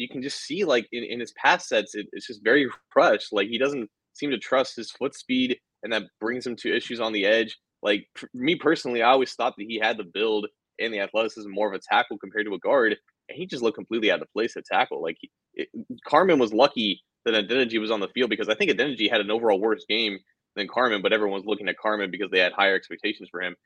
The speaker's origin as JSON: {"language": "English", "town": "Cincinnati", "region": "Ohio", "country": "United States", "said": "we're from Cincinnati. You know, it's the most southern part of Ohio"}